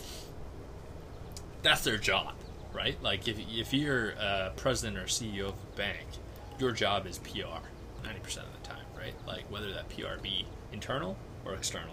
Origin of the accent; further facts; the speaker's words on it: Canada; I'm a Canadian person. Like, I'm a visible minority, yes. But I am born here.